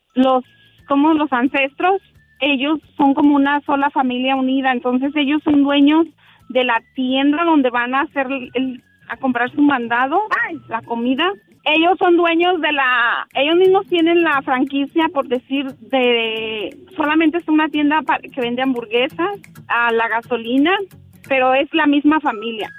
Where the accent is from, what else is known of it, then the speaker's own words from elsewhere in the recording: Ciudad Guzmán, Jalisco, Mexico; now in Oregon, United States; Yo soy del estado de Jalisco, muy cerca de Guadalajara. En, nací en Ciudad Guzmán